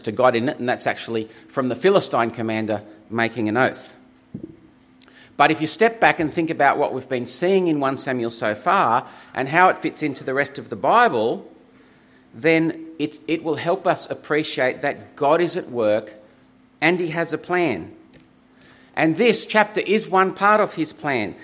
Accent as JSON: {"language": "English", "town": "Griffith", "region": "New South Wales", "country": "Australia", "tie": "born or raised there", "said": "I grew up in Griffith, and when I was growing up there as a teenager"}